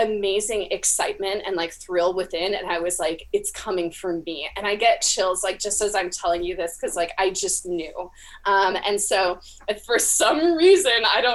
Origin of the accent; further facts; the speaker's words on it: California, United States; now in Florida, United States; I am from California originally. I live now in Florida